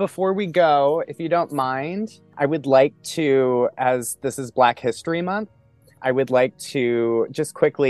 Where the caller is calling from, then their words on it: Pennsylvania, United States; First off, I am coming from Pennsylvania, which is the land of the original people, the indigenous people of the land of the Lenape.